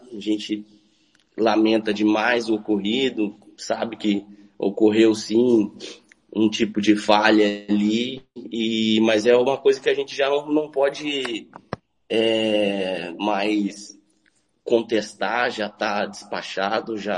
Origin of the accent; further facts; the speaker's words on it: Maracaju, Mato Grosso do Sul, Brazil; Tiago, então, eu sou nascido, criado aqui em Maracaju mesmo.